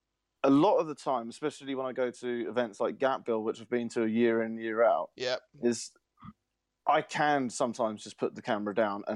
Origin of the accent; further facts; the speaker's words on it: near Lydden Hill, South East England, United Kingdom; I grew up near Lydon Hill